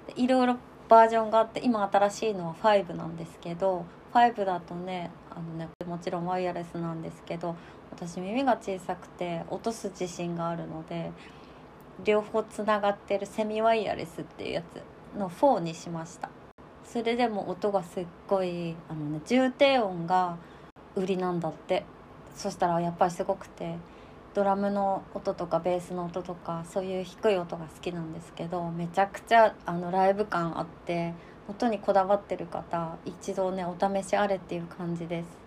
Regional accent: Nemuro, Hokkaido, Japan; 私根室っていうとこの出身なんだけど

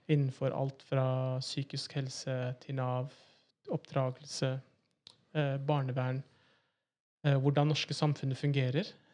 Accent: Oslo, Norway; født og oppvokst i Oslo. Så er da en Oslo-gutt

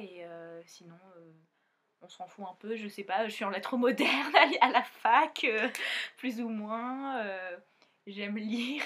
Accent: Réunion; now in Montpellier, France; je viens de l'île de la Réunion et, bah, maintenant, on habite à Montpellier

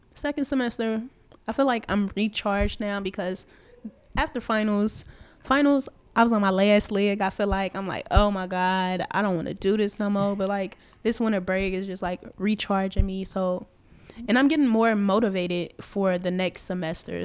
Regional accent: Chicago, Illinois, United States; I'm from Chicago

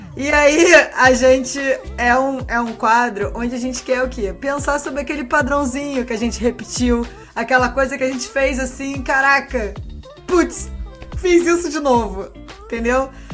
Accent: Rio de Janeiro, Brazil; Eu sou do Rio.

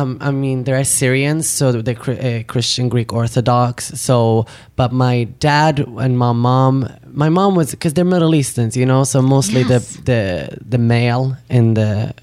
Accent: Sweden; moved away as an adult; also born or lived in Iraq / Turkey; now in Los Angeles, United States; I was born in Iraq. 1989, and then we refugeed from Turkey to Sweden. So I grew up in Sweden, and I came to LA 7 years ago.

